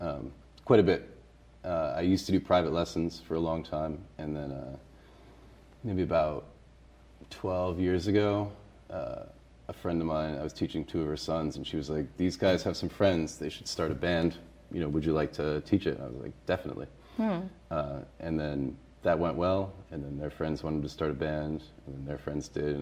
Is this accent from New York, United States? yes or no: no; Massachusetts, United States; now in Boston, United States; I wasn't in BPS schools. I grew up in Western Mass.